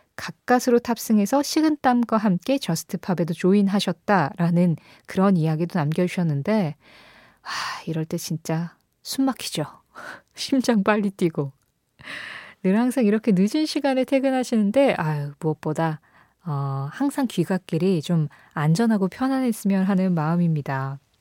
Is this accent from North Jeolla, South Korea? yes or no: no; Seoul, South Korea; 저는 서울에서 태어났고 수도권에서 계속 자랐거든요. 지금은 또 서울에 살고 있고.